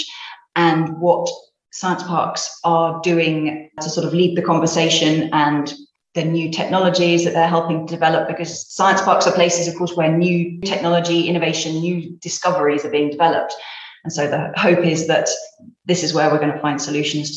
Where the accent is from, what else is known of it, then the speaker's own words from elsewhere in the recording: United Kingdom; now in Spain; I'm British originally